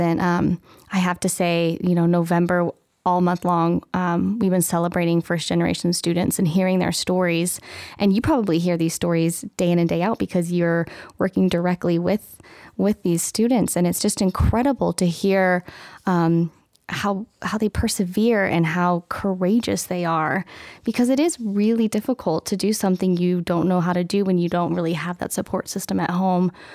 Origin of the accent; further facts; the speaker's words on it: Medford, Oregon, United States; also born or lived in Eugene, Oregon; now in Western Colorado, United States; I'm actually from Oregon